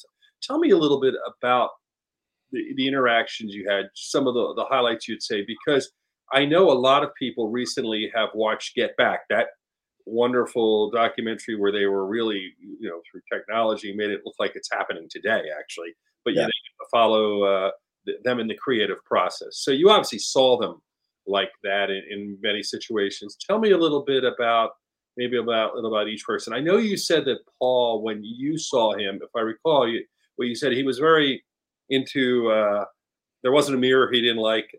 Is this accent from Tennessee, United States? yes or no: no; Philadelphia, Pennsylvania, United States; growing up in Philadelphia